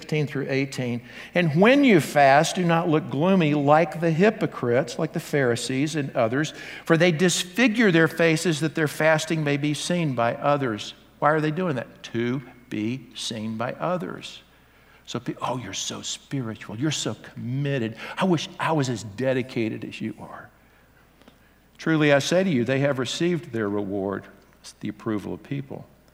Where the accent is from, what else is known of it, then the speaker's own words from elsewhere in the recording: the South, United States; I grew up in the South